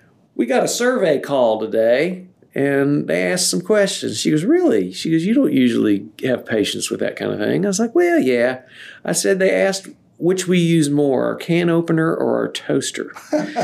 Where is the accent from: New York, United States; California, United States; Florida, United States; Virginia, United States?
Virginia, United States; Staunton; my hometown of Stanton